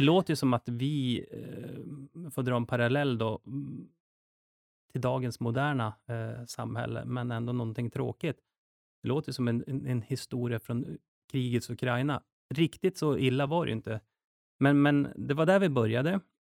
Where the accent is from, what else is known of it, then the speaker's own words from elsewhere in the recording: Duved, Jämtland, Sweden; moved away; also born or lived in Stockholm; Och jag är uppväxt i Jämtland också. Så jag kommer ifrån en liten by som heter Duved